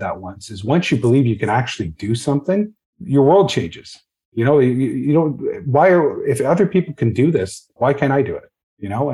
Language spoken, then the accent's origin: English; Hamilton, Ontario, Canada; like a lot of others from Hamilton, my dad was a steel worker.